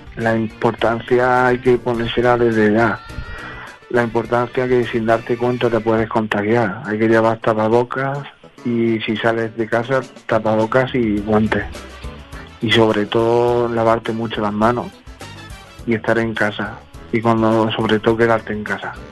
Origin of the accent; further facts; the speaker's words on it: Cádiz, Andalusia, Spain; now in Madrid, Spain; soy de Cádiz, de Andalucía